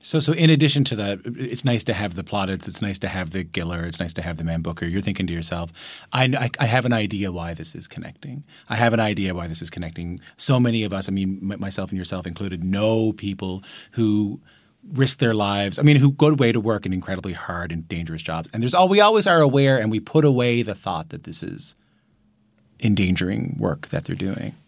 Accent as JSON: {"language": "English", "region": "Newfoundland and Labrador", "country": "Canada", "tie": "born or raised there", "said": "growing up in Newfoundland"}